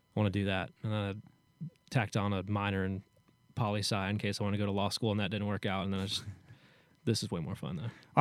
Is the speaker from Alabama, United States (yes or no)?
no; Hendersonville, Tennessee, United States; born or raised there